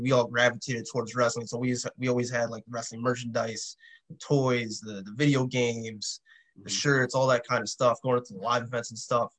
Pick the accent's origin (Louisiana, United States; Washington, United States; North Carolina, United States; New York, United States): New York, United States; New York City; growing up in the city, I grew up in Queens